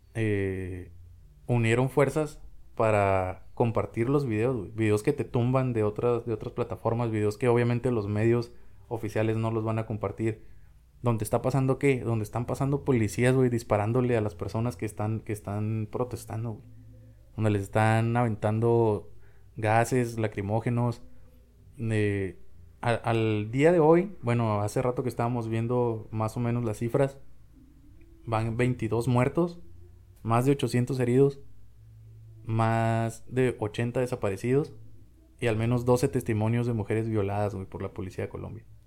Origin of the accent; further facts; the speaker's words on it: Mexico; somos mexicanos, somos latinoamericanos